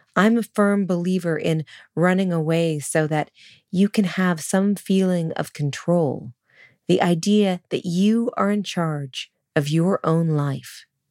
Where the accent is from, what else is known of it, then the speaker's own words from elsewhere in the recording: Sonoma, California, United States; moved away; also born or lived in New York City; Sonoma, my hometown